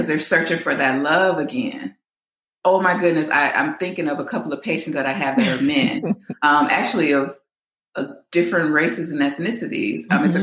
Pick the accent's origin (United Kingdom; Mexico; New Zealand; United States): United States; a suburb of Chicago, Illinois; moved away as an adult; now in California, United States; I am from Chicago, Illinois. Well, I'm from a suburb of Chicago, Illinois.